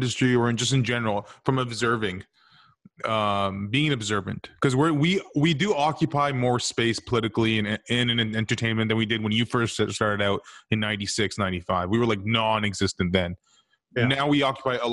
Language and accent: English; North India, India; I'm North Indian